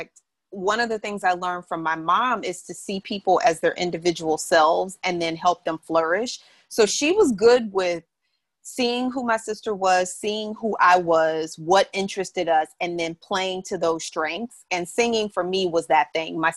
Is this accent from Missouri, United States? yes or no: yes; St. Louis, Missouri, United States; also born or lived in New York; now in California, United States; I grew up in St. Louis, Missouri.